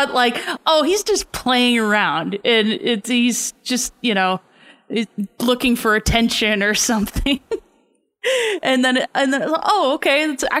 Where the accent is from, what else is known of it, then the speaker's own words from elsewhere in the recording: Toronto, Ontario, Canada; I'm from Toronto.